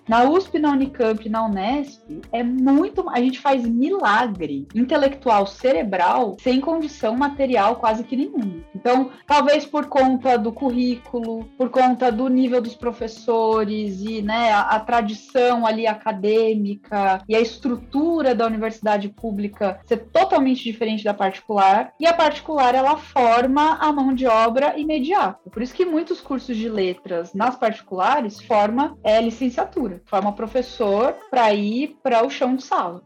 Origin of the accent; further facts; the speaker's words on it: Piracicaba, São Paulo, Brazil; moved away as an adult; eu sou de Piracicaba